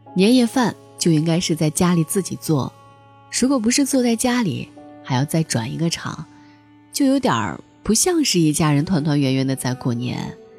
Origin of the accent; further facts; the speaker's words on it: Beijing, China; also born or lived in Nanchang, Jiangxi / Zhuzhou, Hunan; 我大部分的童年是在株洲和北京度过的。文革中期，我出生于江西南昌。一九七六年底我跟随父亲迁居北京